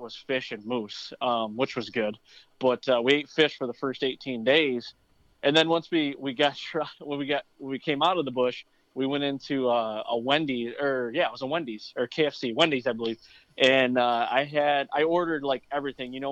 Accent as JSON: {"language": "English", "area": "near Mount Pleasant", "region": "Central Michigan", "country": "United States", "tie": "born or raised there", "said": "I grew up in Central Michigan. Right around the Wademan area, to be exact. I'm about 10 minutes west of Mount Pleasant"}